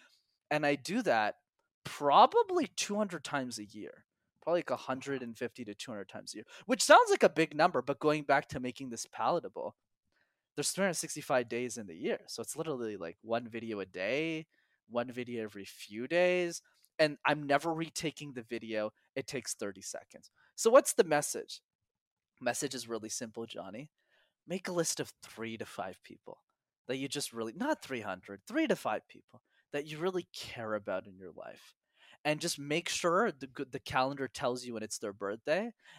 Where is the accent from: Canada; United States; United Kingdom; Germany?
Canada; Montreal, Quebec; because I'm born and raised in Montreal. And in Montreal, you need to know how to speak French, which I didn't know.